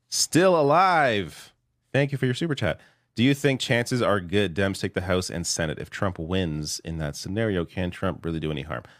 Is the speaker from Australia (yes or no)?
no; Canada; I'm Canadian